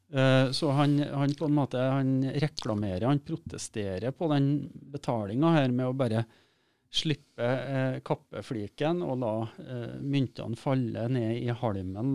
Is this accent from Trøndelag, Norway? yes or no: yes; Steinkjer, Trøndelag, Norway; moved away; also born or lived in Oslo; der jeg kommer ifra, mm. eh, som er litt på, ut på bygda utafor en by som heter Steinkjer